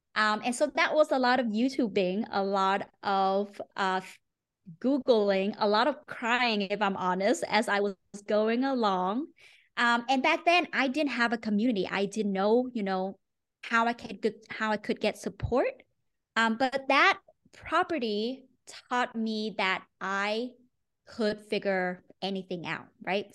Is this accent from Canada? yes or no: no; Ho Chi Minh City, Vietnam; moved away as an adult; also born or lived in Maine, United States; now in United States; I grew up in Ho Chi Minh City, Vietnam